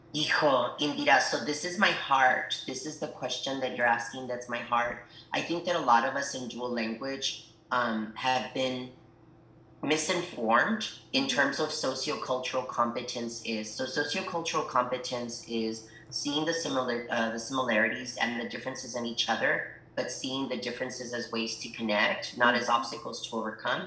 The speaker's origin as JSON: {"language": "English", "town": "El Paso", "region": "Texas", "country": "United States", "tie": "born or raised there", "also_born_or_lived": "Ciudad Juárez, Chihuahua, Mexico", "second_language": "English", "said": "I was born in El Paso, Texas, but really grew up on both sides of the border. So when people ask me, um, where are you from? El Paso, Ciudad Juarez, Chihuahua"}